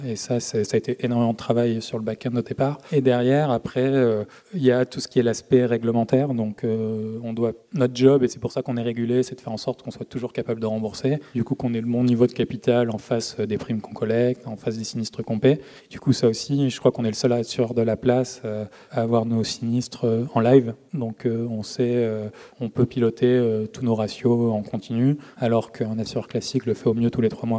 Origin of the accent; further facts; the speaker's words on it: Marseille, Provence-Alpes-Côte d'Azur, France; je viens de Marseille